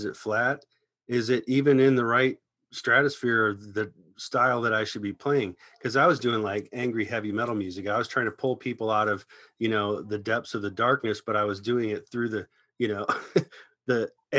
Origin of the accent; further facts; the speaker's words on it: Ohio, United States; now in Los Angeles, United States; I moved to LA from Ohio about 19 years ago to, you know, come out here and pursue a deeper career in music.